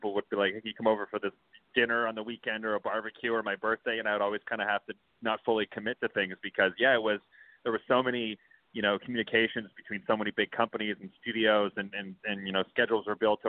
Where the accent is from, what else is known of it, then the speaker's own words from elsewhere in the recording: Saskatoon, Saskatchewan, Canada; I grew up in Saskatoon, Saskatchewan